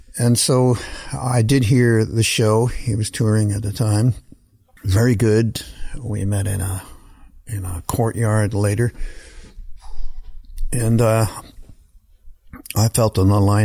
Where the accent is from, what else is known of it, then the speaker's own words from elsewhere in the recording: Canada; moved away as an adult; also born or lived in New Orleans; as a Canadian kid, especially at that time before the internet